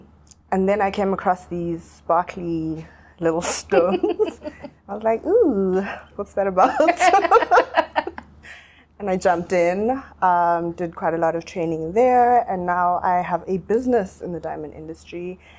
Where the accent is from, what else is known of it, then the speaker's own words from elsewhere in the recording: South Africa; also born or lived in Zimbabwe; I was born in Zim while my parents were in exile. I have grown up in South Africa.